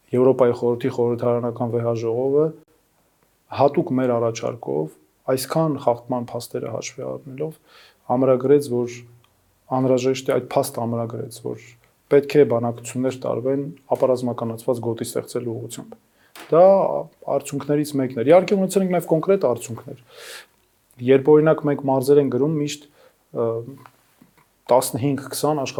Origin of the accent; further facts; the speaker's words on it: Yerevan, Armenia; also born or lived in Ukraine / United States; ես ծնվել եմ, ապրել եմ Երևանում, միջնակարգ կրթության մի մասը ստացել եմ Երևանում, մյուս մասը Ուկրաինայում եւ հաճախել եմ ուկրաինական ուսուցման դպրոց։